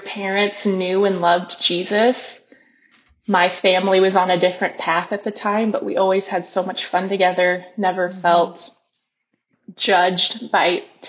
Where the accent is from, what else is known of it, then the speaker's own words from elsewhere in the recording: Carroll, Iowa, United States; moved away as an adult; now in Guatemala; I am from Carroll, Iowa, Western Iowa. I have two brothers, Jordan